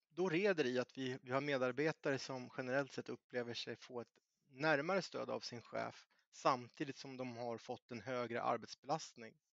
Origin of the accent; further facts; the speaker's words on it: Närke, Örebro County, Sweden; jag är närking